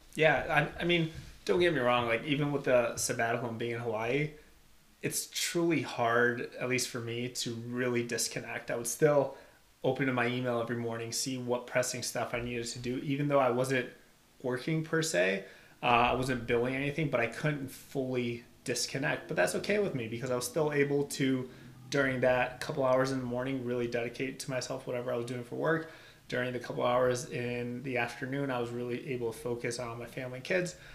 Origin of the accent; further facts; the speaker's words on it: Albania; now in United States; I was actually born and raised in Albania. My family uh, immigrated to the U.S. when 1997